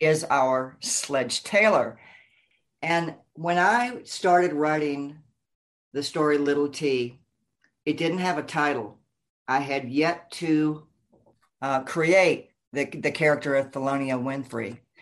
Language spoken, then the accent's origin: English; Memphis, Tennessee, United States; moved away as an adult; also born or lived in Minneapolis, Minnesota / Wayzata, Minnesota; now in Southern California, United States; I am from Memphis, Tennessee